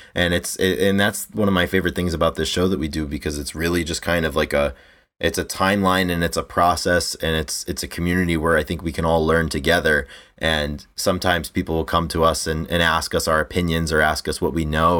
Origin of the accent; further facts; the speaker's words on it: United States; growing up in the States